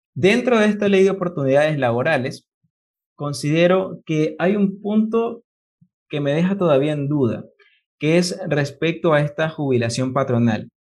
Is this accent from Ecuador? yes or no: yes; Ecuador; como ecuatoriano